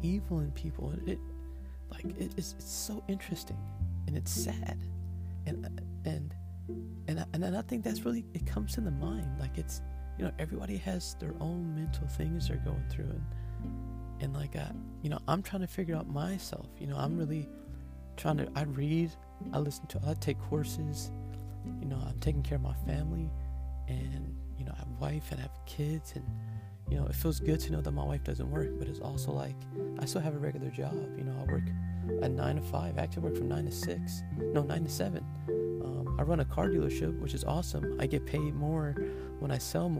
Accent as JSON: {"language": "English", "country": "United States", "said": "I'm African American"}